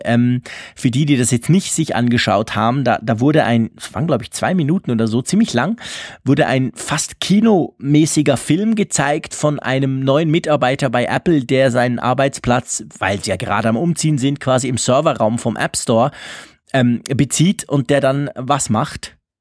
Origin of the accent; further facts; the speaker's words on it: Switzerland; als Schweizer